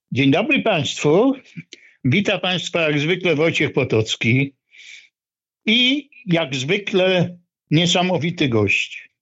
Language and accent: Polish; Olsztyn, Warmian-Masurian Voivodeship, Poland; moved away; also born or lived in Katowice; Ja się urodziłem w Olsztynie, ale uwielbiam Śląską y, gwarę. Mieszkałem trochę w Katowicach